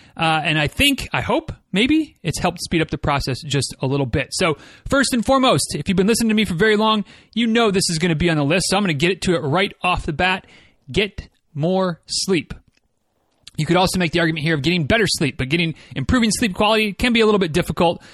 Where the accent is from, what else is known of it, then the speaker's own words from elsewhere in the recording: Midwest, United States; I'm from the Midwest